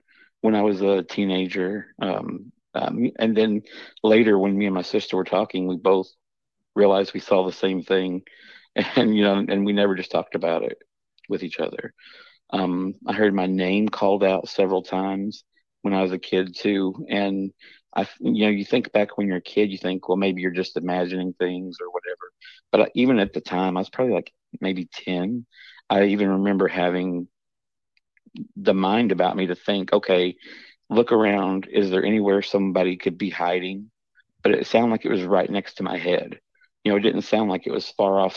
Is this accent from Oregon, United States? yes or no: no; the Ozarks, Missouri, United States; I'm from Missouri. and it's down the Ozarks.